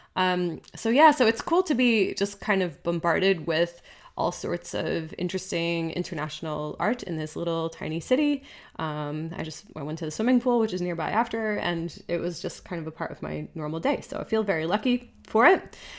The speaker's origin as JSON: {"language": "English", "country": "United States", "moved": "yes", "lives_now": "Switzerland", "said": "I'm American"}